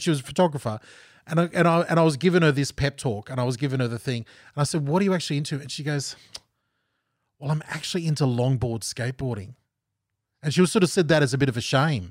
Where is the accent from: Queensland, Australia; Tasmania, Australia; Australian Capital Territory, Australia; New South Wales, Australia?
Queensland, Australia; Gold Coast; moved away as an adult; also born or lived in Geelong, Victoria / Pennsylvania, United States; I'm from Southeast Queensland